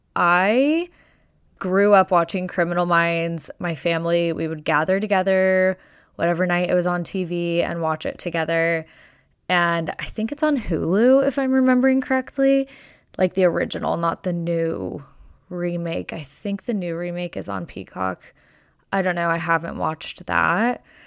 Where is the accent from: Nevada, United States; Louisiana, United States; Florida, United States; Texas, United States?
Nevada, United States; Las Vegas; now in Arizona, United States; I am born and raised in Las Vegas, and I'm many generations deep from Las Vegas and from Nevada.